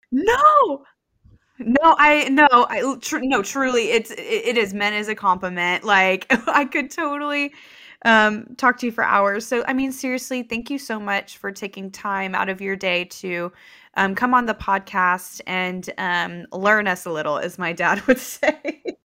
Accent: Lubbock, Texas, United States; I was born and raised in Lubbock.

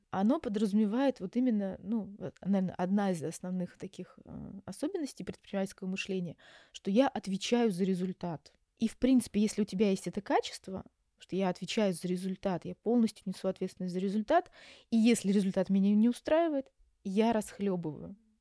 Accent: Yaroslavl, Yaroslavl Oblast, Russia; moved away as an adult; also born or lived in Moscow; now in Istanbul, Turkey; я сама родом из Ярославля, закончила наш психфак Ярославский

